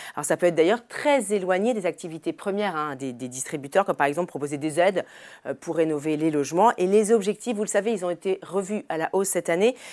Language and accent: French; France; chez nous en France